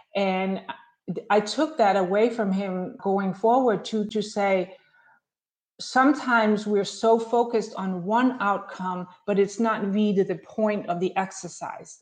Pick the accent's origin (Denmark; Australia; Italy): Denmark; moved away as an adult; also born or lived in Chicago; now in Scottsdale, United States; growing up in Denmark